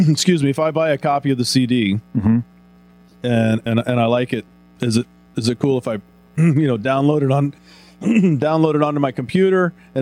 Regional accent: Texas, United States; moved away; Growing up in Texas, you know, I was exposed to a lot of country music

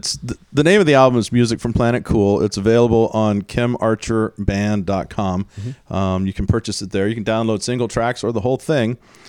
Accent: Houston, Texas, United States; I grew up in the South. I grew up mm-hmm. in Houston

